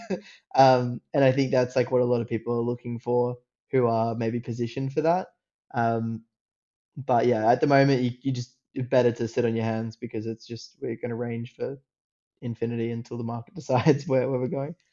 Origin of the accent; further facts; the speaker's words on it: Australia; accent: Australian; I grew up like in Australia. If you can if you can tell by the accent